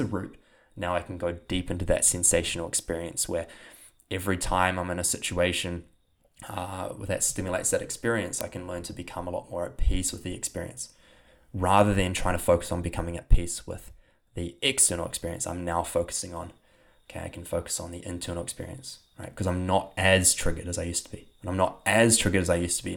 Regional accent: New Zealand; accent: New Zealand; my New Zealand accent

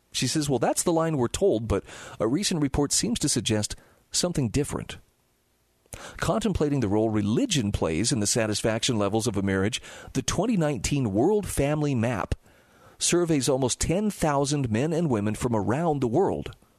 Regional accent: Utah, United States; my home state of Utah

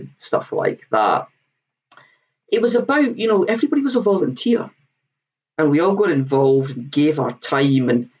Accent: Scotland, United Kingdom; I'm Scottish

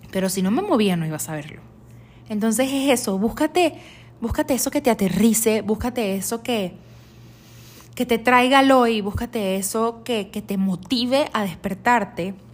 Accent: Venezuela; now in United States; Yo cuando salí de, de, Estados, eh, de Venezuela a Estados Unidos, yo me fui a Miami, yo llegué a la ciudad de Miami y nunca me imaginé que me iba a mudar tanto

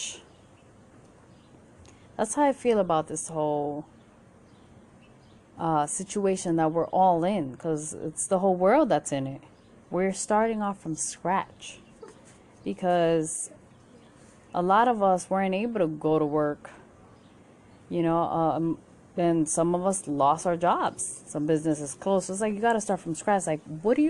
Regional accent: New York City, New York, United States; Born and raised in Queens, New York

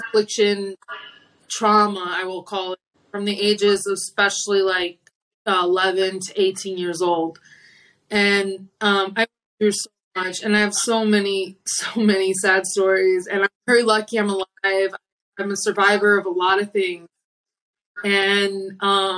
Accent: Maryland, United States; I was born in Maryland

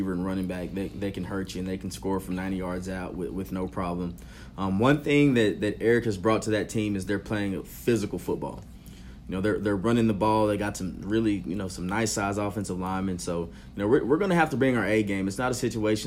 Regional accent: Lubbock, Texas, United States; I'm from East Lubbock. You know, when I first moved to Lubbock, I lived on a street called Colgate

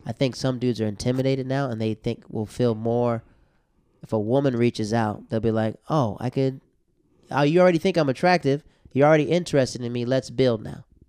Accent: the South, United States; I'm from the South, right? From the South.

